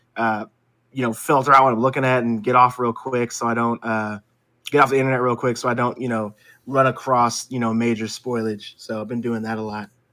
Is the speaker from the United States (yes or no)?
yes; United States; I'm an American